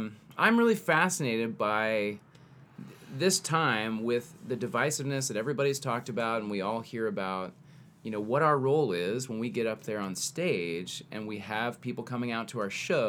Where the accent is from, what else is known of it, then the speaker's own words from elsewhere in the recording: the South, United States; We're from the South.